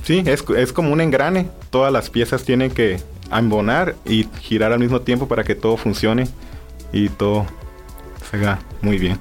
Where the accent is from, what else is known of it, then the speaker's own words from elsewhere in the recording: Mexico; nosotros que somos mexicanos